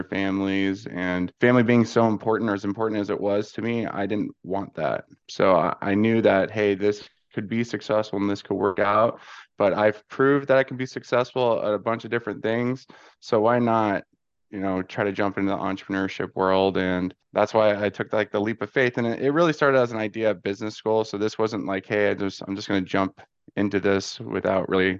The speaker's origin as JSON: {"language": "English", "area": "Ventura County", "region": "California", "country": "United States", "tie": "born or raised there", "moved": "as an adult", "lives_now": "Arizona, United States", "said": "I'm from California, just north of LA, about 35, 40 minutes in Ventura County."}